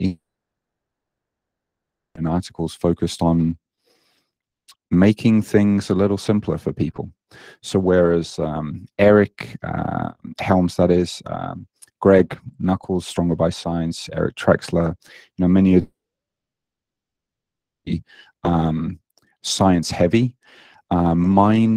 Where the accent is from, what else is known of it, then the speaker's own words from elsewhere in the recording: United Kingdom; moved away as an adult; now in Japan; you may hear in my accent that I don't sound very Japanese. I'm British. And I moved out to Japan nearly 17 years ago now, after I graduated